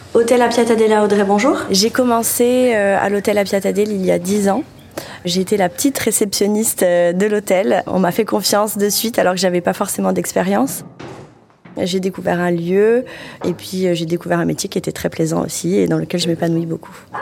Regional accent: Corbara, Balagne, Corsica, France; Je suis une enfant du pays, effectivement. J'habite euh, dans le village de Corbar, qui est à 15 petites minutes d'ici. Je suis très proche de ma région, de mon île

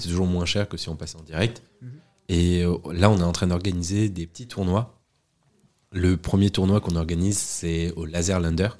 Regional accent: Agen, Nouvelle-Aquitaine, France; je suis originaire d'Agen

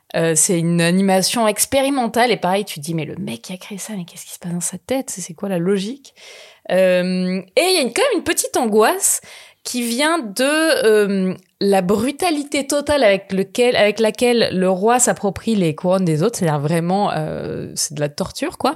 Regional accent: Marseille, Provence-Alpes-Côte d'Azur, France; je suis marseillaise extrêmement chauvine

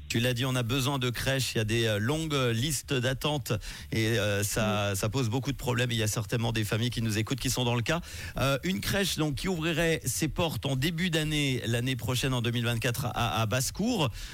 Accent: Switzerland; chez nous en Suisse

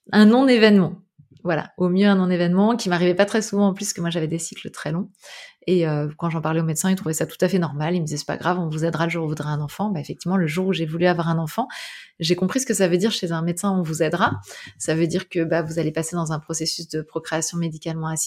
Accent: Brittany, France; je suis bretonne, donc euh, ça me rappelle l'océan.

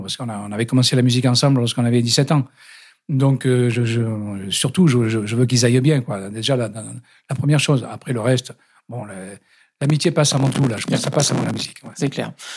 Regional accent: Digne-les-Bains, Provence-Alpes-Côte d'Azur, France; accent: du Sud; now in Paris, France; je viens de Digne-les-Bains, dans les Alpes d'Haute-Provence

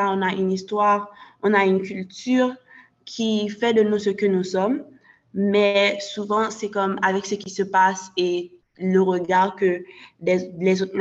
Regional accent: Haiti; moi d'affirmer que je suis haïtienne et aussi de rappeler aux gens euh, de ma communauté qu'ils peuvent être fiers d'être haïtiens.

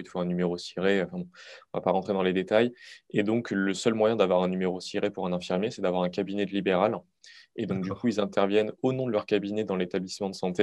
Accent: Moselle, Grand Est, France; je suis originaire de Moselle

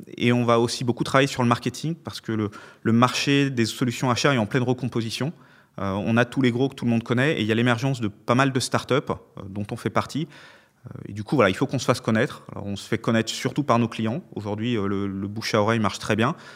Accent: Lyon, Auvergne-Rhône-Alpes, France; je suis lyonnais après tout

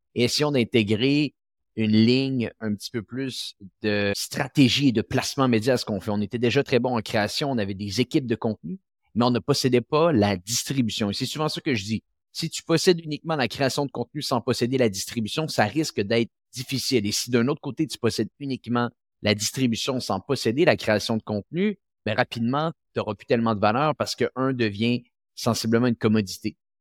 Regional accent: Quebec City, Quebec, Canada; ma ville natale, qui est la ville de Québec

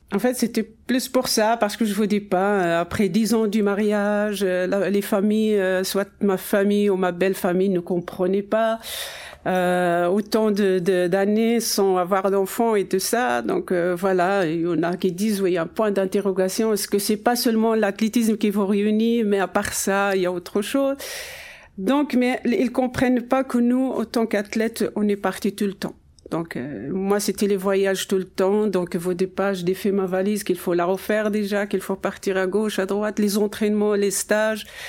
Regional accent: Ouarzazate, Drâa-Tafilalet, Morocco; mon enfance déjà à Ouarzazate, où mes parents habitent toujours

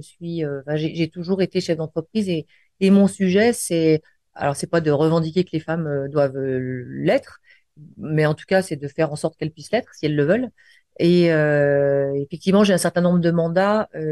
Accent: Lyon, Auvergne-Rhône-Alpes, France; je suis lyonnaise et fière de l'être

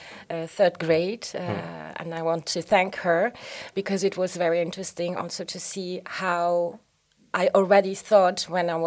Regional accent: Grevenmacher, Luxembourg; Growing up in Grevenmacher is very nice

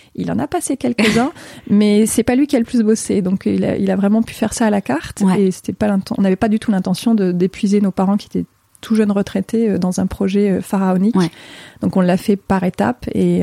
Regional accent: Grenoble area, Auvergne-Rhône-Alpes, France; moved away; also born or lived in Paris; je suis née en région euh, grenobloise

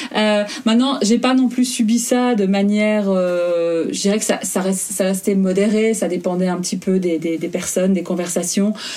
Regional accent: Belgium; moved away as an adult; now in Germany; j'habite entre l'Allemagne et la Belgique je suis en processus d'expatriation, mais je suis belge

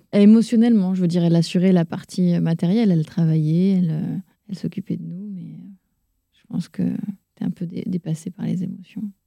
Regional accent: Caen, Normandy, France; also born or lived in Rennes; née à Rennes, en Ille-et-Vilaine, dans le 35, mais j'y ai passé qu'un an. Ma mère faisait euh, ses études de dentaire là-bas, mais euh, après mes parents se sont installés à Caen, en Normandie. Je suis normande

